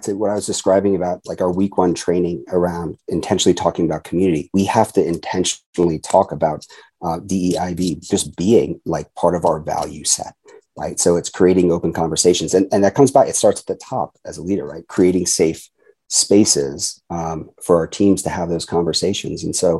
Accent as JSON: {"language": "English", "country": "Japan", "tie": "born there", "said": "And so I had 44 years going back to when I was born in Japan, this idea that, again, differences are to be celebrated and cherished."}